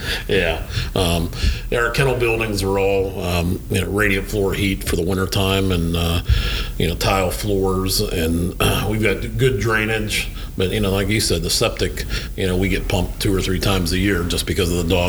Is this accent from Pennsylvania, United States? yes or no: yes; Sharpsville, Pennsylvania, United States; also born or lived in South Florida; now in Pennsylvania, United States; I'm from Sharpsville, Pennsylvania. Okay. Yeah, that little town north of Pittsburgh.